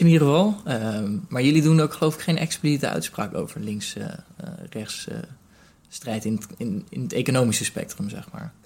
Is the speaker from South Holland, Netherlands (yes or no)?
yes; Rotterdam, South Holland, Netherlands; ik bijvoorbeeld nu als Rotterdammer